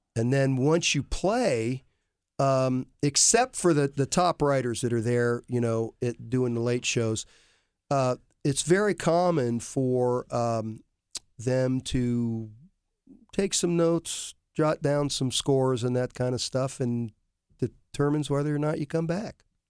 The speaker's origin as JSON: {"language": "English", "town": "Worthington", "region": "Ohio", "country": "United States", "tie": "born or raised there", "said": "I grew up with David in Worthington"}